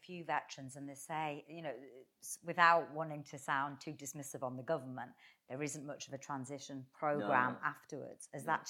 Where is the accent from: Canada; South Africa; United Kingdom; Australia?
United Kingdom; Newcastle upon Tyne, North East England; I'm from Newcastle and there's a little bit of rivalry there.